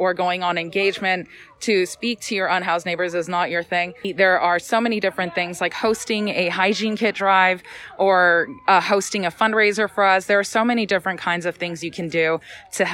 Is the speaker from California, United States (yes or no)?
yes; Los Angeles, California, United States; I am a native Angeleno born and raised in Los Feliz